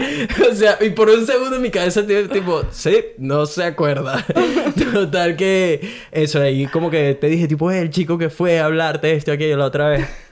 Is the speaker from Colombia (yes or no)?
no; Venezuela; also born or lived in Brisbane, Australia; now in Gold Coast, Australia; Soy un venezolano que vive en Golcos, Australia